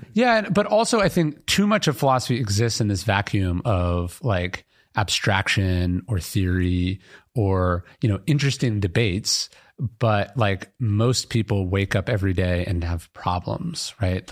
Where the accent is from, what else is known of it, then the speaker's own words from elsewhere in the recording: Sacramento, California, United States; I grew up in Sacramento, a government town